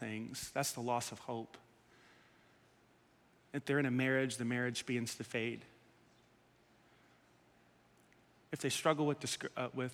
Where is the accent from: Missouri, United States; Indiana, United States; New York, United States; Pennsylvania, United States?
New York, United States; New York City; We grew up in Staten Island